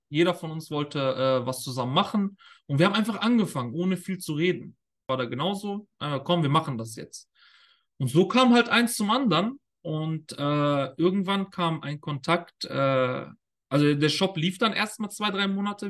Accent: Germany; moved away as an adult; now in Qatar; die Schulen bei uns in Deutschland

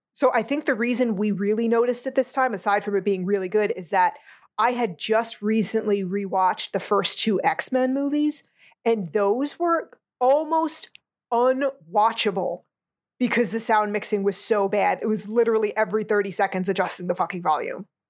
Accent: United States; I'm an American

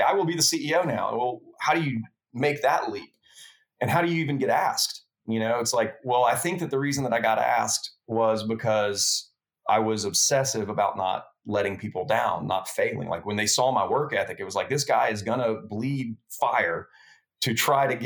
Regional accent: Lake Charles, Louisiana, United States; moved away as an adult; also born or lived in Baton Rouge, Louisiana; I moved back home from Baton Rouge, where I went to LSU, went back to Lake Charles, Louisiana, lived with my family there for a year

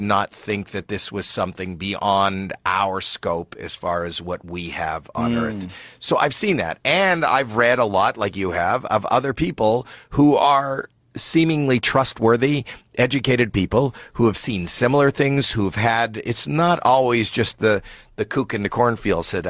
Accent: Toronto, Ontario, Canada; I'm from Toronto, Canada

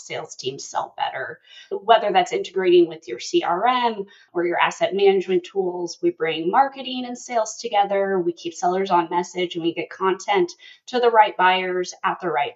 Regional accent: Palmer, Alaska, United States; I actually grew up in a small town in Alaska. So I grew up outside of Palmer.

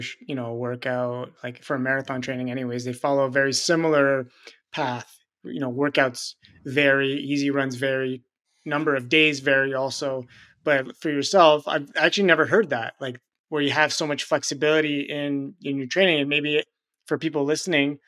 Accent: Montreal, Quebec, Canada; you're a fellow Canadian. I'm from Montreal

